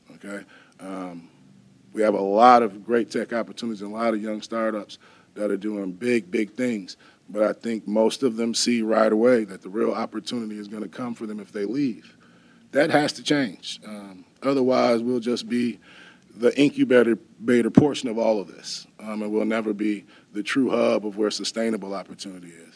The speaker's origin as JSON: {"language": "English", "region": "Wisconsin", "country": "United States", "tie": "born or raised there", "lives_now": "Madison, United States", "said": "I'm a Wisconsin native, but I'm not from Madison"}